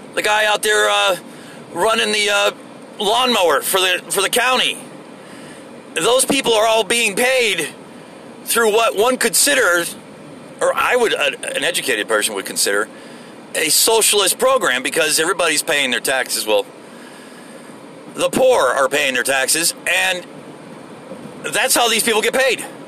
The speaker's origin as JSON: {"language": "English", "region": "Florida", "country": "United States", "moved": "yes", "said": "I'm from Florida"}